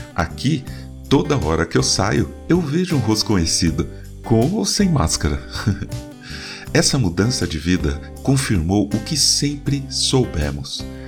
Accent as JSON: {"language": "Portuguese", "region": "São Paulo", "country": "Brazil", "tie": "born or raised there", "moved": "as an adult", "lives_now": "Mairinque, Brazil", "said": "Eu nasci em São Paulo, a quinta cidade mais populosa do mundo, com cerca de 22 milhões de habitantes. Vivi grande parte da minha vida lá. Cresci, estudei, trabalhei, casei."}